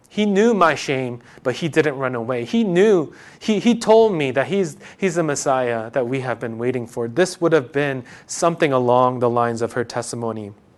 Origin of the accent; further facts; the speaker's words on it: New York, United States; I'm from New York